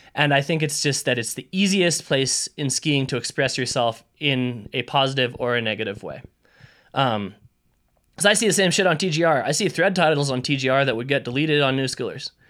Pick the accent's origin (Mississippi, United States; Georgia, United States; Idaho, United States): Idaho, United States; I grew up in Idaho.